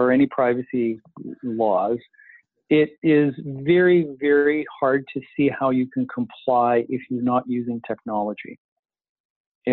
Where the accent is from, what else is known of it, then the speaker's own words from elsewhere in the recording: Canada; we're so Canadian